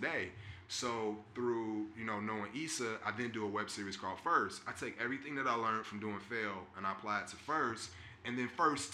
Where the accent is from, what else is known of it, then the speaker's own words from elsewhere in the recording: Orlando, Florida, United States; So Orlando, we're both from that area. So we just went home, stayed with our parents, our family